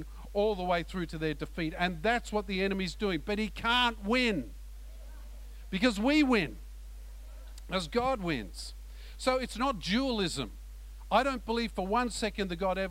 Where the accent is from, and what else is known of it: Australia